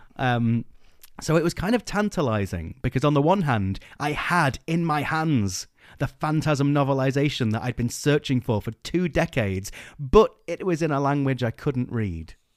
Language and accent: English; England, United Kingdom; we're English